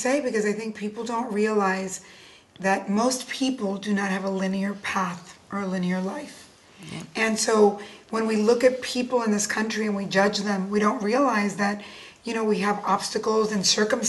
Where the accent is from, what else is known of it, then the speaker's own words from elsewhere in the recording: Cuba; now in United States; I'm from Cuba, we couldn't go back.